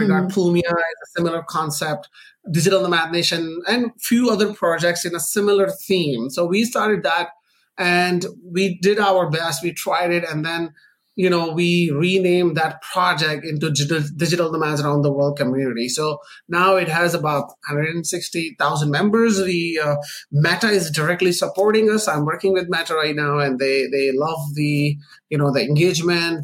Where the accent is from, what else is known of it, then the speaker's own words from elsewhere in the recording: Pakistan; moved away; also born or lived in Canada; I'm Pakistani born Canadian, uh, like a naturalized Canadian citizen.